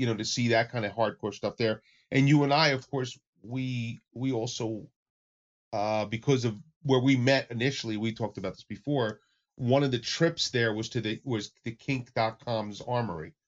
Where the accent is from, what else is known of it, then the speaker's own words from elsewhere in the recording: New York area, United States; I come from the New York area, so I've been in clubs in New York